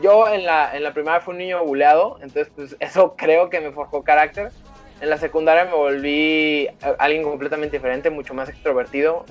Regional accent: Arandas, Jalisco, Mexico; Aranda, que es mi tierra natal

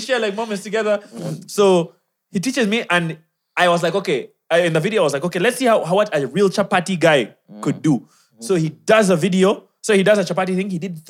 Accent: Kenya; By the way, I'm also Kenyan.

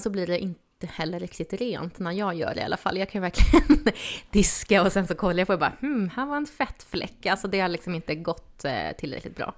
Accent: Stockholm, Stockholm County, Sweden; moved away; jag är uppvuxen i Stockholm.

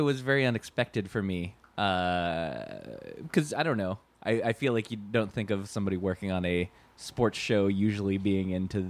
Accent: Michigan, United States; I grew up in Michigan technically, but right on the state line.

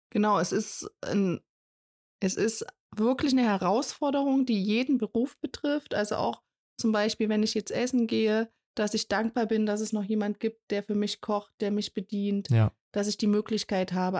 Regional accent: Thuringia, Germany; bei uns in Thüringen

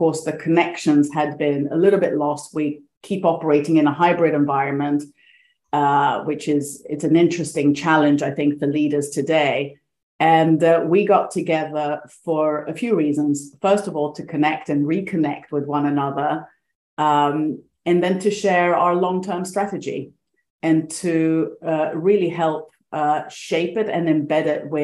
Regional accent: Greece; moved away; also born or lived in Sweden; I was born in Sweden, but grew up most of my life in Greece

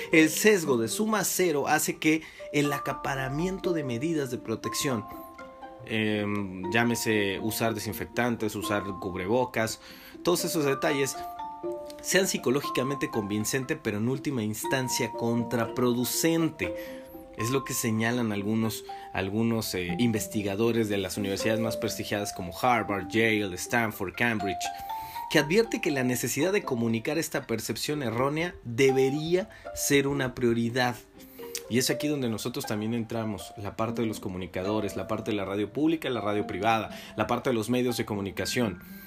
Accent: Mexico; nosotros como mexicanos

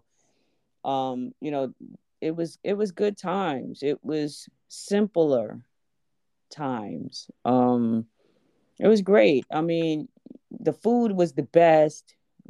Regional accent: Brooklyn, New York, United States; I did. I grew up in Brooklyn.

